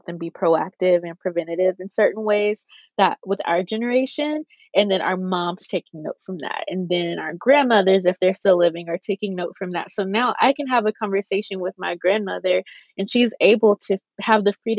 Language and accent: English; the South, United States; I think one thing too, at least for me, growing up in the South, missionary Black Baptist, Black church, like all of that.